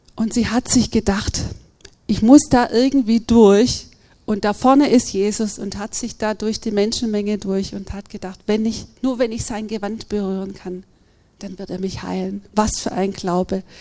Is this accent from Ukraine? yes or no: no; Germany; als Deutsche